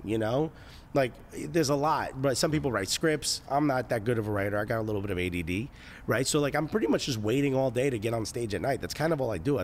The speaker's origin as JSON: {"language": "English", "town": "Newark", "region": "New Jersey", "country": "United States", "tie": "born or raised there", "said": "I grew up in Newark"}